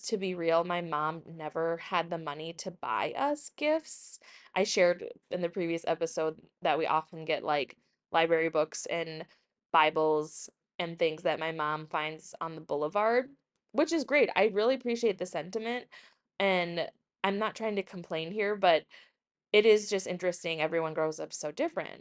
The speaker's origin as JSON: {"language": "English", "town": "Woodbury", "country": "United States", "tie": "born or raised there", "said": "growing up in Woodbury, a richer suburb"}